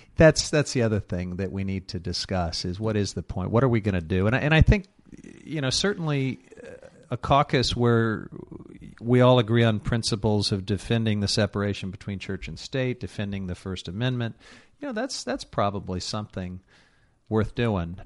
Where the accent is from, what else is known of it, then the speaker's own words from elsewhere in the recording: Missouri, United States; a conservative Republican from the state of Missouri, my home state